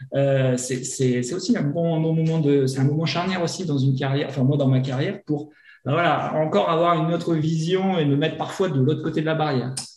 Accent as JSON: {"language": "French", "region": "north of France", "country": "France", "tie": "born or raised there", "also_born_or_lived": "Grenoble", "moved": "as an adult", "said": "Je suis originaire du nord de la France. J'ai commencé mes études de médecine là-haut, à Lille"}